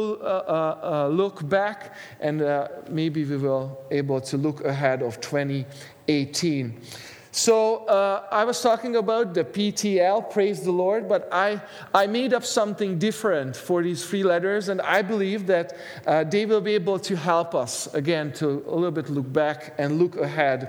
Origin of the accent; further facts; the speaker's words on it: Hungary; now in Canada; Every time I go home to Hungary, I'm originally from Hungary.